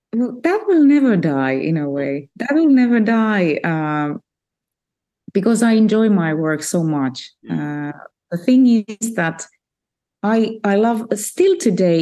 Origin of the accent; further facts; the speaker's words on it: Finland; Finland, so there were no opportunities for me really to study music.